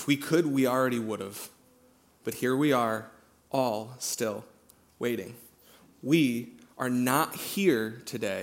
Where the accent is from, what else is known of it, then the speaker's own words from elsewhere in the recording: Central Iowa, United States; I'm from Central Iowa